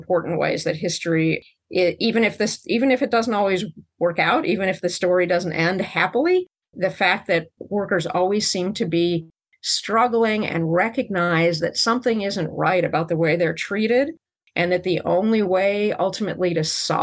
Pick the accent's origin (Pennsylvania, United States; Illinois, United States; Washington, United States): Illinois, United States; Chicago; the city of Chicago, where I grew up